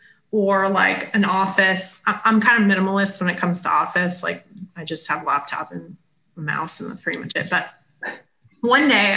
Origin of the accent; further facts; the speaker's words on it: South Florida, United States; I grew up in South Florida